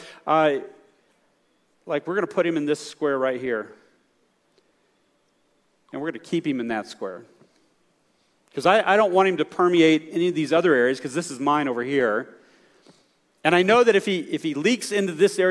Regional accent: the South, United States; I'm from the South

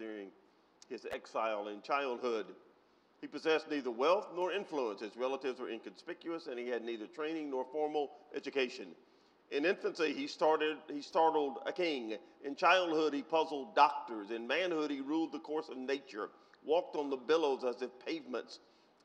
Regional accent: United States; Most of us, not all, but most of us were born, reared in the United States of America

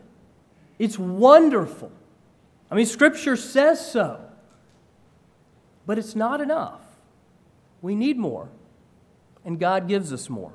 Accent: Georgia, United States; moved away as an adult; also born or lived in North Carolina; I grew up in Georgia and had gone to school in North Carolina

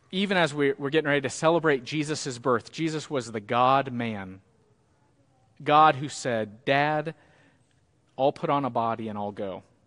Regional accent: Cahokia, Illinois, United States; moved away; I went back to the church where I grew up, First Baptist Cahoka.

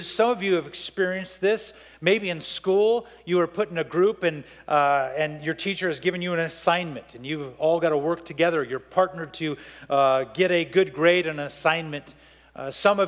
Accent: Lindsay, California, United States; also born or lived in Montebello, California / Downey, California; I grew up in Lindsay, California

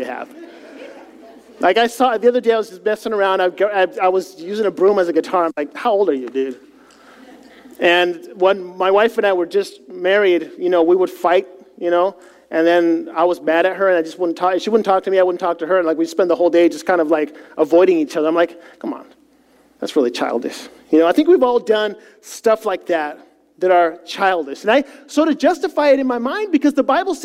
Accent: Chile; moved away; Now, I grew up in South America

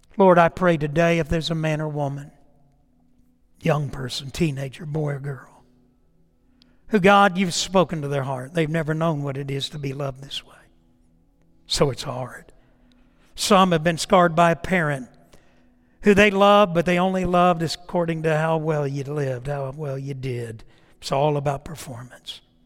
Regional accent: Titusville, Florida, United States; moved away; my hometown of Titusville, Florida, Orlando, in that area back in the summer, and I went to every house I lived in growing up

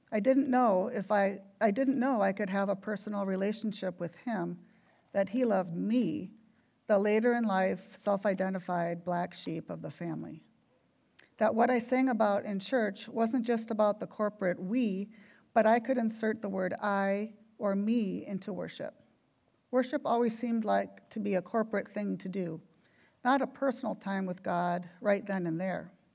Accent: Minneapolis–Saint Paul, Minnesota, United States; When I was a little girl growing up in the Twin Cities

